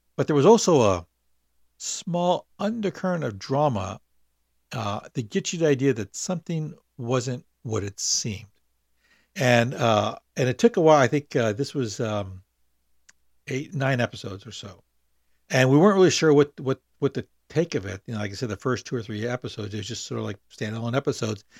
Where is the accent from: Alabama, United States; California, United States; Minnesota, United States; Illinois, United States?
California, United States; Long Beach; also born or lived in San Francisco; I born in San Francisco, but grew up in Long Beach, and that's what I consider my, my hometown